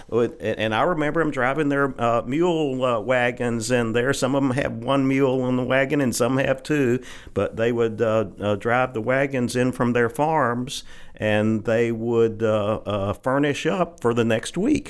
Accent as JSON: {"language": "English", "town": "Holly Grove", "region": "Arkansas", "country": "United States", "tie": "born or raised there", "said": "I grew up in the fifties and sixties, and, uh, back at that time, Holly Grove was a bustling little cotton"}